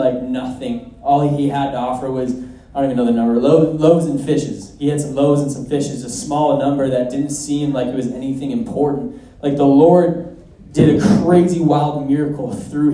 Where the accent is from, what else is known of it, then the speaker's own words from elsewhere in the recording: Minnesota, United States; I'm from Minnesota